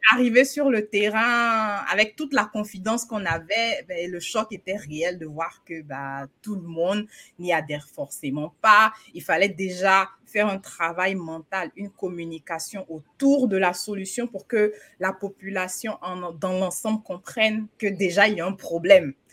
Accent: Côte d’Ivoire; now in United States; chez nous, en Côte d'Ivoire

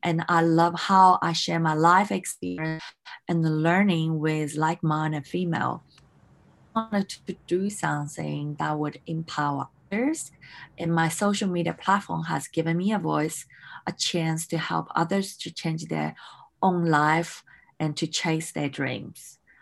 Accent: Melbourne, Victoria, Australia; moved away as an adult; also born or lived in Hong Kong; I grew up in Australia in Melbourne

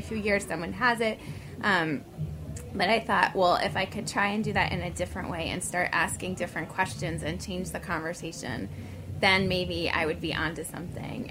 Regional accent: New York City, New York, United States; growing up in New York City

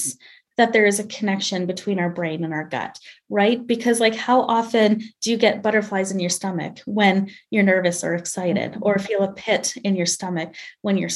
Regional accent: Canada; I'm Canadian, but I'm studying for my boards in obesity medicine in the States

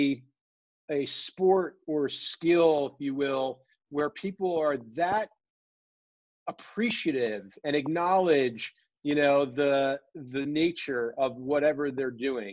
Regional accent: New Jersey, United States; I grew up surfing in New Jersey

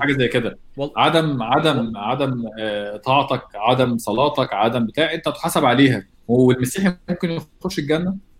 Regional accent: Egypt; احنا عندنا في مصر دين اسلامي فوق كل الحاجه

